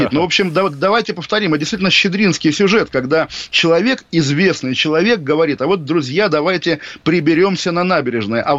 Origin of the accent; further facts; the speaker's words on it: Kaliningrad, Kaliningrad Oblast, Russia; В 2004 году я из Калининграда, и вот в Калининграде главная достопримечательность до сих пор могила Ка, диверсанта